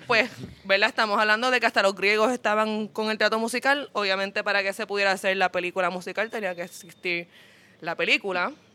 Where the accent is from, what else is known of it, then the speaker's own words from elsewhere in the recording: Puerto Rico; nosotros como puertorriqueños